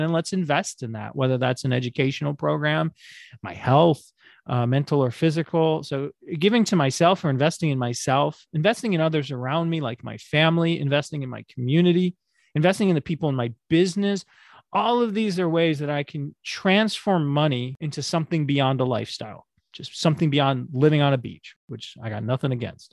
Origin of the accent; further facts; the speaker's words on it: United States; moved away; also born or lived in Sao Paulo; I'm an American in a foreign country